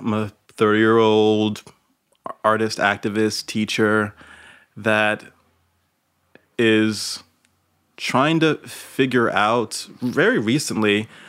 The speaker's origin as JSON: {"language": "English", "town": "New York City", "region": "New York", "country": "United States", "tie": "born or raised there", "said": "And I'm from New York. I'm from Brooklyn mm-hmm. originally. Been here almost my entire life, except for when I left for grad school."}